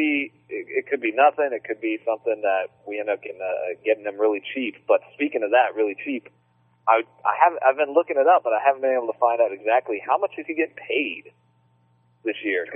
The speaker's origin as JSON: {"language": "English", "region": "Virginia", "country": "United States", "said": "For three of us who are from Virginia"}